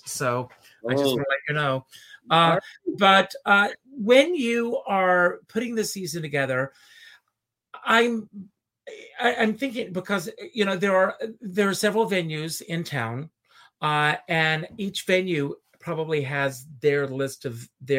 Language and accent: English; Myrtle Beach, South Carolina, United States; moved away; I grew up in Myrtle Beach, South Carolina, and I worked in an amusement park.